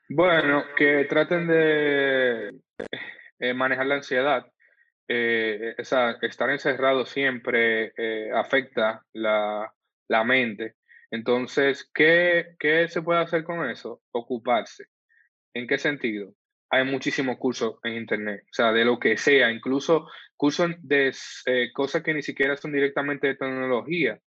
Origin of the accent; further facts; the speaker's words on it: Santo Domingo, Distrito Nacional, Dominican Republic; yo nací y crecí en el Sánchez, entre el ensanche Luperón y el ensanche Espaillat